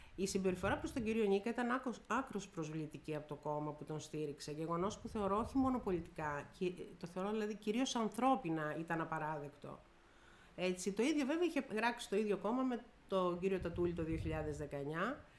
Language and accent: Greek; Peloponnese, Greece; also born or lived in Messinia / Corfu; είμαι Πελοποννήσια, γιατί yeah. η μισή είμαι Μεσίνια. Είναι ο παπά μου είναι Μεσίνιο, εκτό από το ότι κατοικώ